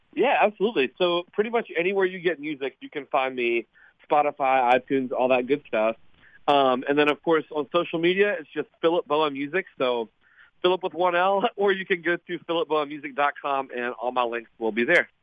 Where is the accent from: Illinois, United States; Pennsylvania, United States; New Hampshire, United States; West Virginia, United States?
West Virginia, United States; Montgomery; I'm from West Virginia. Um, a small town on the Kanawha River, uh, called Montgomery, West Virginia, maybe thirty minutes from Charleston